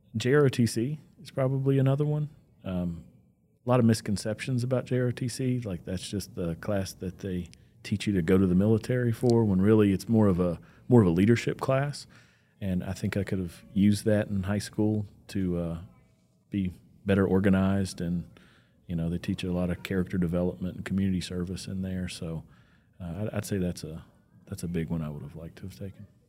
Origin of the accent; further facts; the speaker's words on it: Bristol, Virginia, United States; moved away as an adult; now in Bedford County, Virginia, United States; grew up in Southwest Virginia, town Bristol